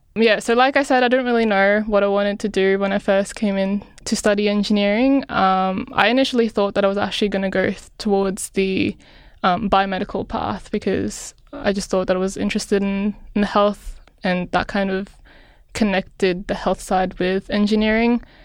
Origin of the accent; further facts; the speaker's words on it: Philippines; now in Australia; I grew up in the Philippines